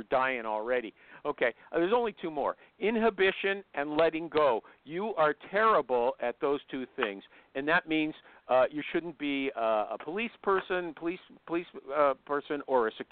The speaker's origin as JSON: {"language": "English", "country": "Canada", "said": "I'm Canadian."}